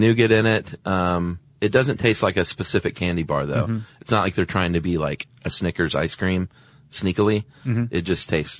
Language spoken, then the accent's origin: English; Atlanta, Georgia, United States; growing up in Atlanta